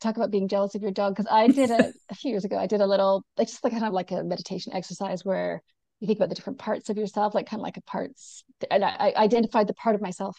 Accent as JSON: {"language": "English", "country": "Canada", "also_born_or_lived": "Sydney, Australia", "moved": "yes", "lives_now": "New Zealand", "said": "even though I'm Canadian and now live in New Zealand."}